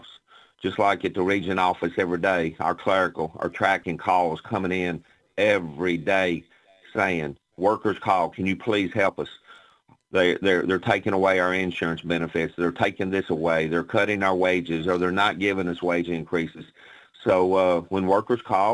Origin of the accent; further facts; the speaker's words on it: Russellville, Kentucky, United States; I grew up in Russellville, Kentucky, on a small farm with my mom and my grandparents